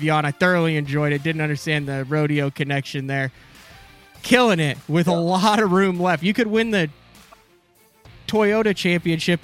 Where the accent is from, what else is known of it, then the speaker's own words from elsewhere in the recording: Central Illinois, United States; I grew up in Central Illinois